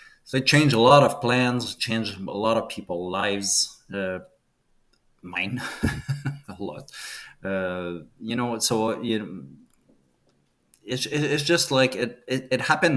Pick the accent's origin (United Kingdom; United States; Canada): Canada; As a Canadian